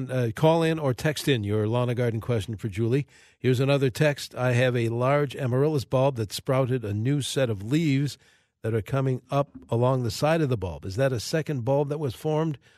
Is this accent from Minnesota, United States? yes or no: yes; Rochester, Minnesota, United States; born there; I'm a Minnesotan. I of was born in Rochester.